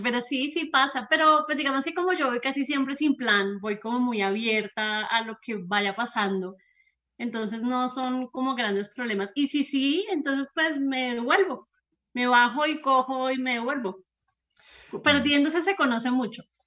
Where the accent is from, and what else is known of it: Colombia